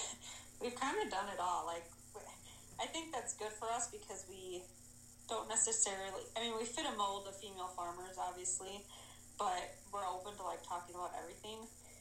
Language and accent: English; Wisconsin, United States; I am a farmer from Wisconsin, Southwest Wisconsin. I spend my days on a dairy farm.